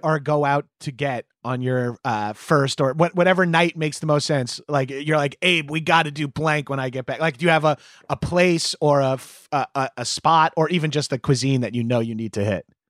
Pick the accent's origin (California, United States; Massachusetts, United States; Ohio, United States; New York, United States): New York, United States; Long Island; moved away as an adult; also born or lived in Brooklyn, New York; I'm from Long Island